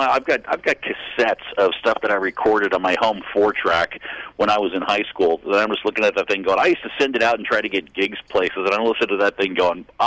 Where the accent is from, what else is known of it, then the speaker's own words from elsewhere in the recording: Boston, Massachusetts, United States; also born or lived in Brooklyn Heights, New York / California; And then I grew up in Boston, Massachusetts.